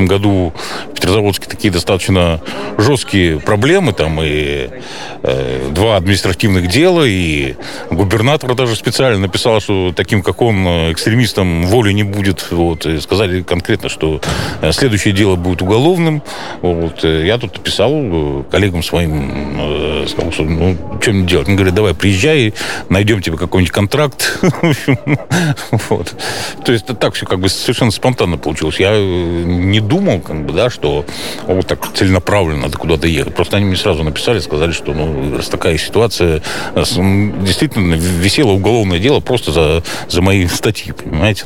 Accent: Republic of Karelia, Russia; moved away as an adult; also born or lived in Petrozavodsk; now in Estonia; я ведь родился в Карелии

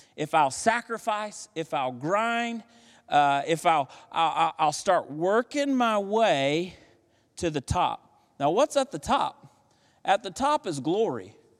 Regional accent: United States

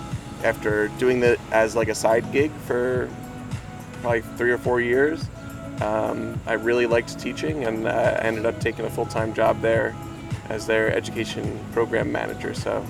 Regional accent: Holmdel, New Jersey, United States; also born or lived in Red Bank, New Jersey; Around these parts, not in Red Bank, but in Holmdel, New Jersey. But I live in Red Bank now. Went to Holmdel High School. Then I went to Montclair.

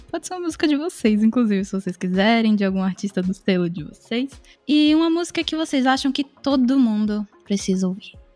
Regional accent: Salvador, Bahia, Brazil; moved away as an adult; now in São Paulo, Brazil; quando eu me mudei para São Paulo, eu sou de Salvador, é, eu vim fazer faculdade

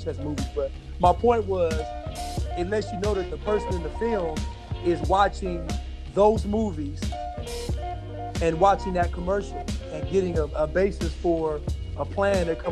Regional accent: United States

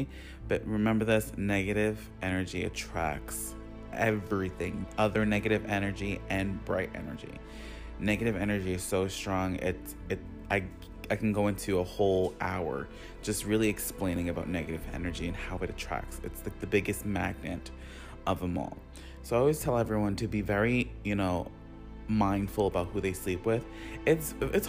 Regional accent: Long Island, New York, United States; I'm from Long Island, New York

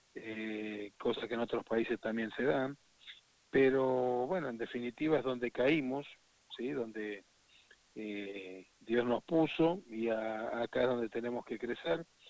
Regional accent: Argentina; un ciudadano orgulloso de ser argentino

